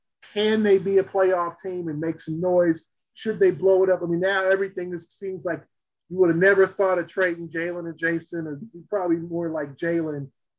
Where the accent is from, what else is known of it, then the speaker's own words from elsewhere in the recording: Los Angeles, California, United States; growing up in Los Angeles